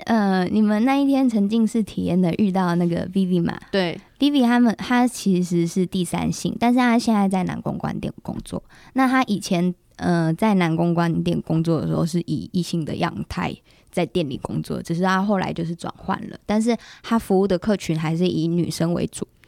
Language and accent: Chinese; Kaohsiung, Taiwan; now in Taipei, Taiwan; 因为我是高雄人